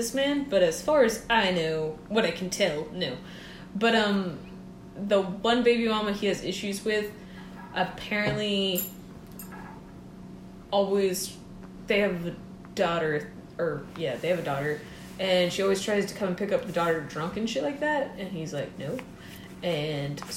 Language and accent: English; Johns Island, South Carolina, United States; I grew up on John's Island, South Carolina